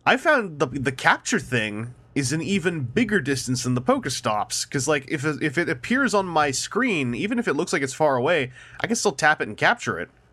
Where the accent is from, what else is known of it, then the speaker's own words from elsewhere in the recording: Canada; As a Canadian